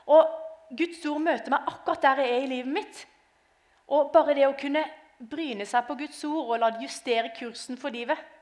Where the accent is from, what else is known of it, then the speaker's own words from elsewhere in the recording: Arendal, Agder, Norway; now in Lillesand, Norway; jeg kommer som sagt eh, fra Lillesand, eller egentlig fra Arendal, men akkurat i dag så kommer jeg fra Lillesand.